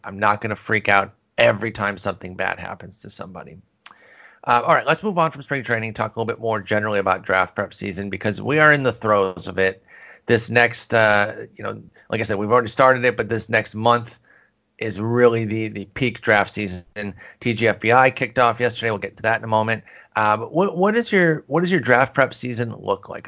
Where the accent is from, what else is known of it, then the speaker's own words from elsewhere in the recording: Michigan, United States; I grew up in Michigan